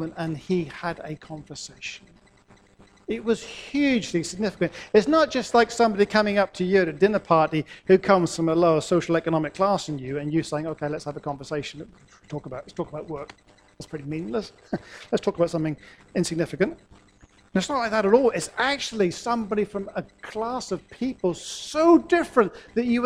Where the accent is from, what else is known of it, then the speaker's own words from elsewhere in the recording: Norwich, East of England, United Kingdom; I grew up in Norwich in the 60s and the 70s